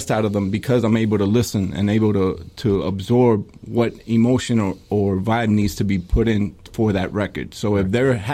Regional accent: New York, United States; born there; Well, I was born in New York.

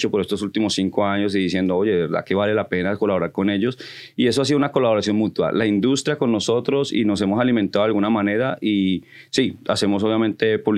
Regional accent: Colombia; porque yo soy colombiano, me voy a crear un grupo de colombianos donde nos apoyemos los colombianos

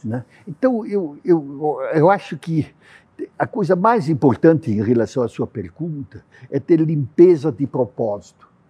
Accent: Brazil; como brasileiros

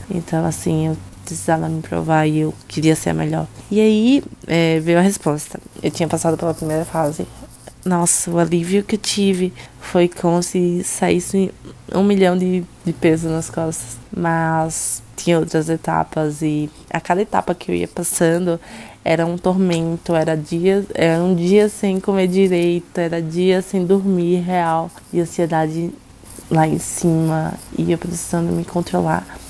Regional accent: Aracaju, Sergipe, Brazil; moved away as an adult; now in São Paulo, Brazil; Eu sou natural de Aracaju, Sergipe. Uh, nasci e cresci na minha cidade

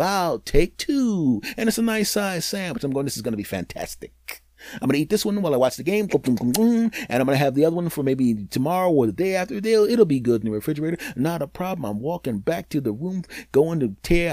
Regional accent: Philadelphia, Pennsylvania, United States; I'm originally from Philadelphia

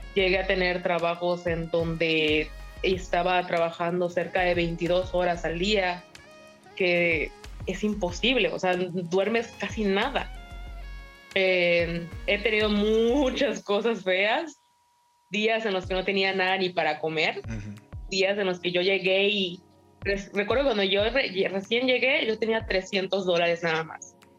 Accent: Mérida, Yucatán, Mexico; moved away as an adult; now in Vancouver, Canada; Yo soy de Mérida, Yucatán

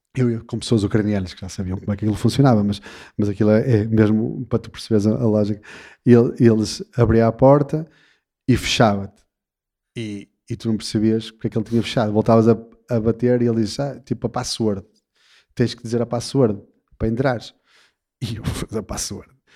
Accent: Portugal; somos portugueses

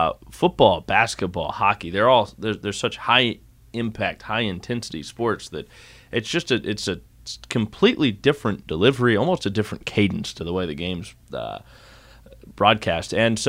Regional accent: Davenport, Iowa, United States; I came from Davenport, Iowa, and I like Davenport, Iowa

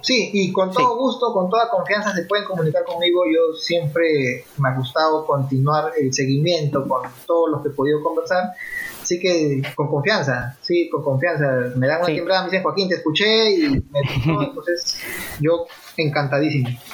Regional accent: Peru; como peruanos

